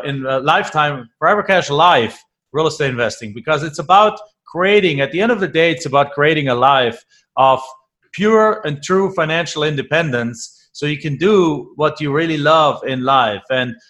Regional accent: Germany; English is a second language; moved away; I'm from Germany

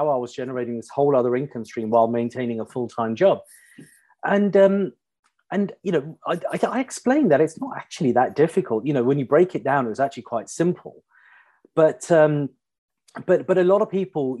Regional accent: Pinner, London, United Kingdom; I grew up in a standard middle class suburban family on the outskirts of London. I grew up in Pinner, local state school

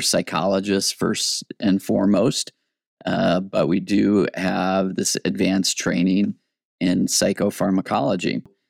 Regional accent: Michigan, United States; also born or lived in Wyoming / New York City; now in Boise, United States; I'm originally from Michigan. I went to Michigan State University, and then I started grad school in New York City at John Jay College of Crimin

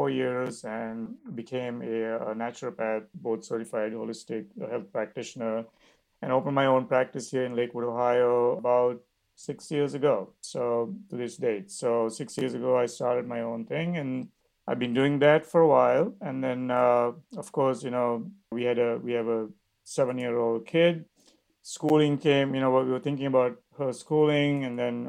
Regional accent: Sri Lanka; also born or lived in Michigan, United States; now in Cleveland, United States; I'm from Sri Lanka originally

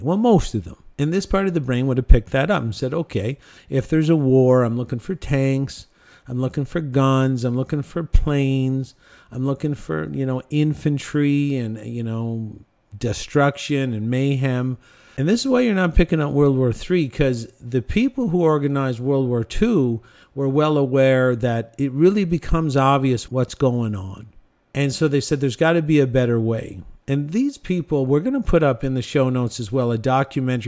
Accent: Cornwall, Ontario, Canada; in my hometown of Cornwall, Ontario

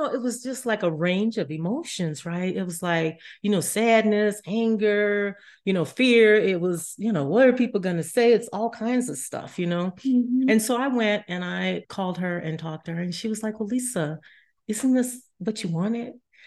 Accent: New Orleans, Louisiana, United States; moved away; also born or lived in Colorado; I'm originally from New Orleans

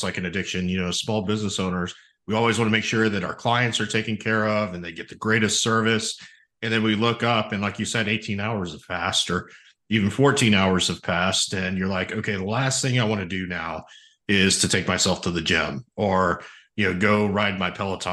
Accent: Kingwood, Texas, United States; my hometown of Kingwood, Texas

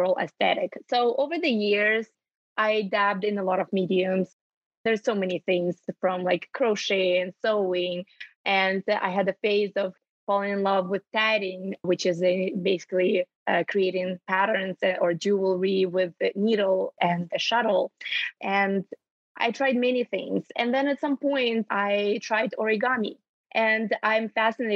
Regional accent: Ukraine; moved away as an adult; now in Canada; I was born and raised in Ukraine, and I'm Canadian at heart. I've been calling it home for over 10 years

